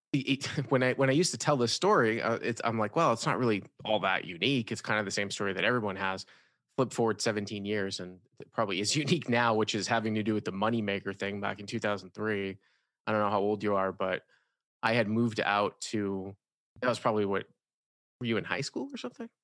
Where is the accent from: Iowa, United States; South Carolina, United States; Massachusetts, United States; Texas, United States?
Massachusetts, United States; Boston; moved away as an adult; also born or lived in Syracuse, New York / Los Angeles, California; The Boston area, Massachusetts